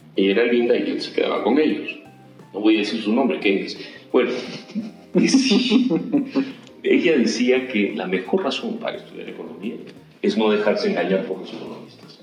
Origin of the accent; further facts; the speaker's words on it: Ica, Peru; Yo soy de Ica y sigo haciendo pisco